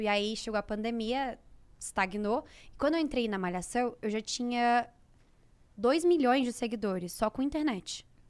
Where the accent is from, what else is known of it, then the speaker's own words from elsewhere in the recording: Volta Redonda, Rio de Janeiro, Brazil; now in São Paulo, Brazil; Nasci em Volta Redonda, é, que é interior do Rio. Cresci lá.